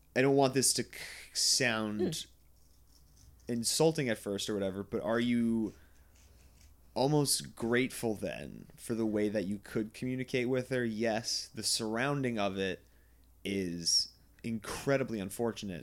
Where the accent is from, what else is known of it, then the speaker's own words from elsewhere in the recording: Goldens Bridge, New York, United States; I grew up in Westchester, New York, Golden's Bridge